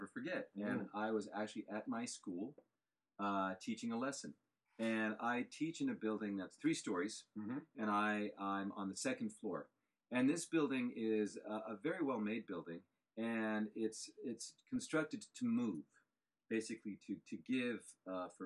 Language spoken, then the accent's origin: English; Southern California, United States; now in Japan; I'm from Southern California.